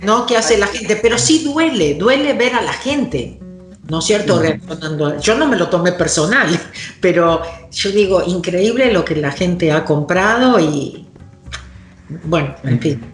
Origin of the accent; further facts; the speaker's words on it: Argentina; vengo de Argentina